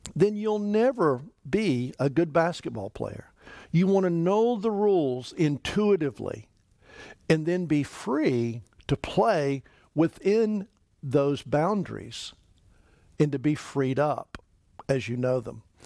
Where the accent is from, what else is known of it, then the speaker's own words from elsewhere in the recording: East Tennessee, United States; I grew up in East Tennessee